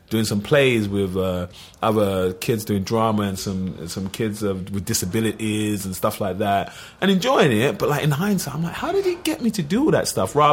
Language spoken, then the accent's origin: English; Liverpool, North West England, United Kingdom; accent: Scouse; You know, so I'm a Liverpool fan, as you can tell from my accent, Scouser.